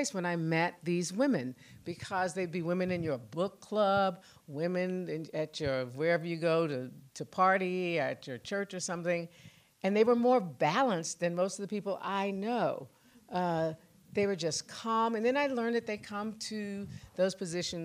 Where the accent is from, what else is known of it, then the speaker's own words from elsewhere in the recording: Tulsa, Oklahoma, United States; I was 8 years old growing up in Tulsa